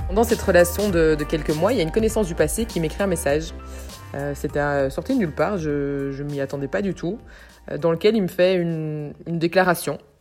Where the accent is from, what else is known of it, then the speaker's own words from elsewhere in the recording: Brussels, Brussels-Capital Region, Belgium; j'habite à Bruxelles, je suis bruxelloise pure souche, j'adore notre ville.